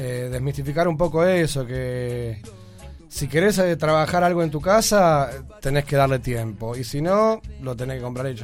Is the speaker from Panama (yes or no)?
no; Buenos Aires, Argentina; nosotros somos pibes de Lugano